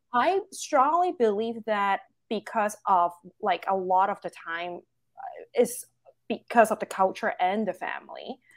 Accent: Hong Kong; now in United States; I'm full Chinese. I born and raised in Hong Kong.

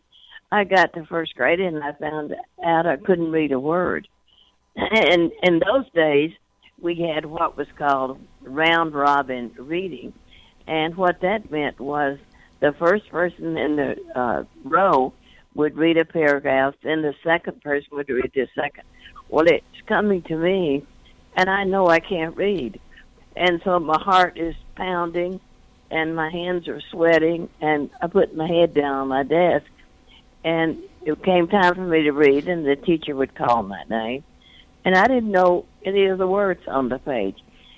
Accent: North Louisiana, United States; Well, I grew up in North Louisiana during the Depression, and also we were extraordinarily poor, and it was during the Jim Crow era.

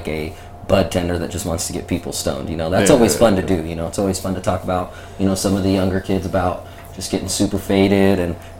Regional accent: Las Vegas, Nevada, United States; also born or lived in California; I'm born and raised in Vegas

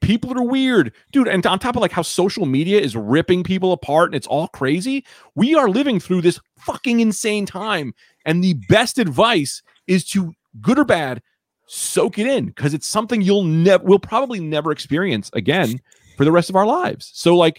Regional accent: New Jersey, United States; I'm from Jersey.

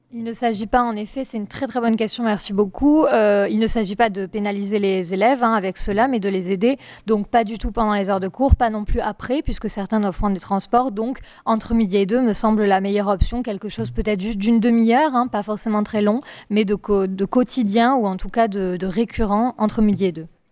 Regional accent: France; nous en tant que Français

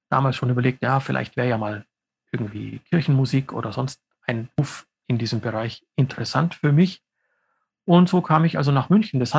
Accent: Southeast Slovenia, Slovenia; Wir kommen aus der Südostecke Sloweniens, ähm, aus dem Gebiet, das Unterkrein auf Deutsch heißt.

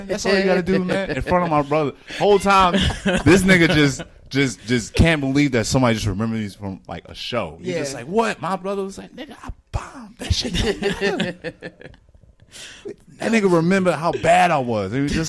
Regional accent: New Jersey, United States; also born or lived in North Carolina; Nah, because I'm originally from Jersey, but I spent a lot of time in North Carolina.

